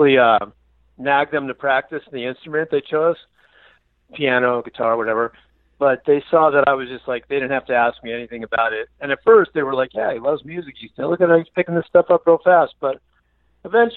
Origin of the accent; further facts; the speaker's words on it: Los Angeles, California, United States; I was born and raised in North Hollywood, Southern California, California